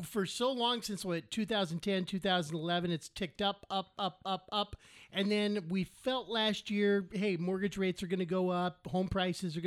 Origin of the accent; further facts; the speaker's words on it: Pine, Arizona, United States; I grew up in Christopher Creek and Pine